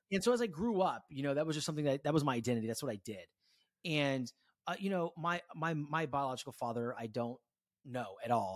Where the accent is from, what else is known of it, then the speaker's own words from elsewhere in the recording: Concord, California, United States; also born or lived in Walnut Creek, California; I grew up in Walnut Creek, California, Con-, Concord, California, born in Walnut Creek